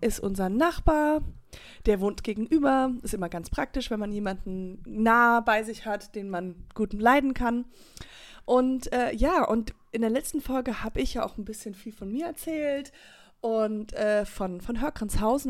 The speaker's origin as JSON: {"language": "German", "town": "Höhr-Grenzhausen", "region": "Rhineland-Palatinate", "country": "Germany", "tie": "born or raised there", "said": "Das ist meine Heimat, daher komme ich"}